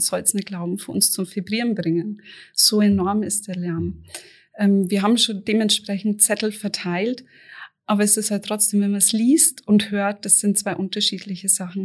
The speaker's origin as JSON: {"language": "German", "area": "near Auerbach", "region": "Bavaria", "country": "Germany", "tie": "born or raised there", "said": "Ich bin in der Nähe groß geworden."}